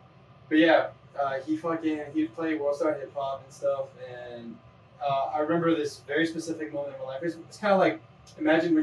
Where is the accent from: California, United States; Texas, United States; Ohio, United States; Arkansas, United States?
California, United States; Imperial Valley; also born or lived in Van Nuys, California; I grew up mostly in the southern part of California. It's called Imperial Valley